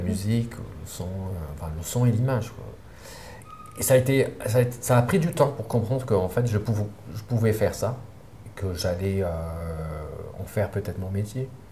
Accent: Sidi Moussa, near Algiers, Algiers Province, Algeria; j'ai grandi euh, à Sédémoussin, c'est pas loin d'Alger, mais euh, c'est un quartier, euh, c'est une petite ville, ancien village colonial, agricole

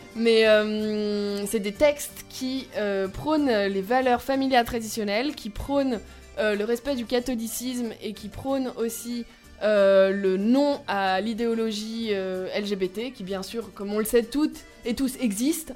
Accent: Lyon, Auvergne-Rhône-Alpes, France; ma ville natale, Lyon

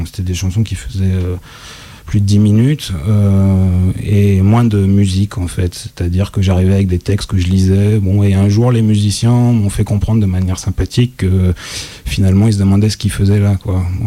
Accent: Lyon, Auvergne-Rhône-Alpes, France; moved away as an adult; now in Marseille, France; Je suis lyonnais, voilà, j'en suis parti il y a maintenant quand même quelques temps, aux alentours de 2005

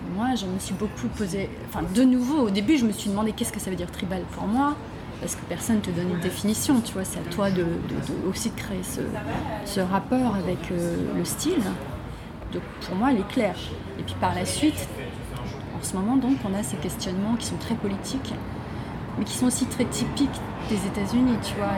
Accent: France; moved away as an adult; also born or lived in Brittany; now in Beijing, China; je suis une française, euh, une artiste française de tribal bay dance. Je suis basée à Pékin déjà depuis 2008

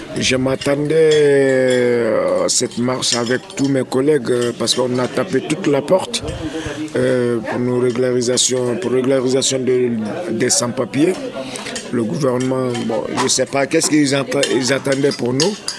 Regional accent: Guinea; moved away as an adult; now in France; Je suis en France depuis 2002. Je viens, je viens de la Guinée

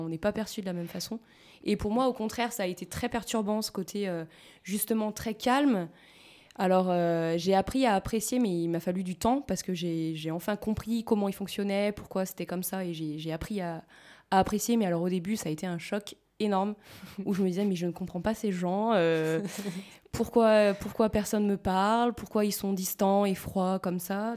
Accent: France

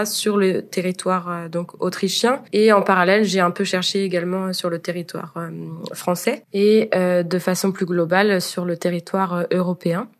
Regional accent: Nantes, Pays de la Loire, France; moved away as an adult; also born or lived in Rennes, France; now in Austria; Comparé à Nantes, ma ville natale, et à Rennes, ma ville d'études

